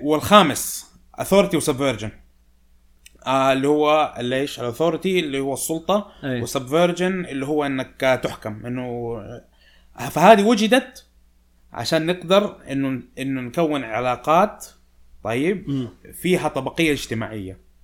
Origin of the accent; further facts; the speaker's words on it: Saudi Arabia; فأنا وأنت سعوديين